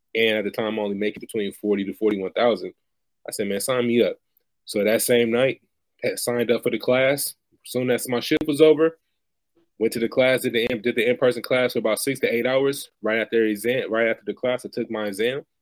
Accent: Bay Area, California, United States; now in Stockton, United States; originally born and raised in the Bay Area, now currently residing in Stockton, California

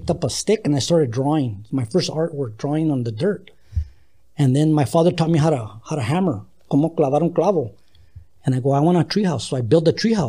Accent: El Paso, Texas, United States; now in Los Angeles, United States; we grew up in El Paso. We talk calo. We mix Spanish and English

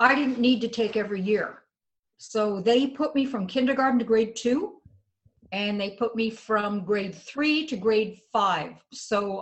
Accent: Ottawa, Ontario, Canada; moved away as an adult; also born or lived in St. Catharines, Ontario; now in Winnipeg, Canada; I grew up in Ottawa. Ottawa is the capital of Canada

